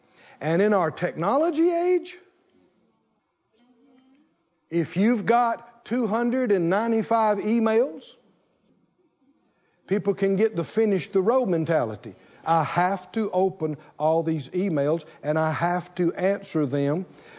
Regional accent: the South, United States; I come from the South. We grew up on a farm. We had cotton fields. We had corn fields. We had bean fields.

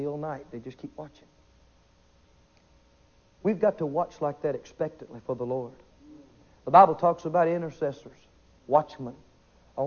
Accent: the South, United States; I'm from the South

